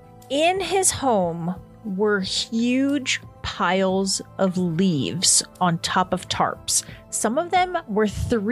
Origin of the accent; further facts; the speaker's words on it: Mount Vernon, Ohio, United States; Yeah, the state of Mount Vernon, Ohio. Mount Vernon, Ohio.